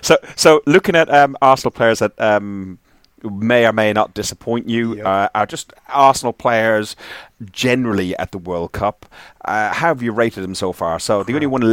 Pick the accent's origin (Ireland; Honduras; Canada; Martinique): Ireland; listen, I'm Irish. I am supporting.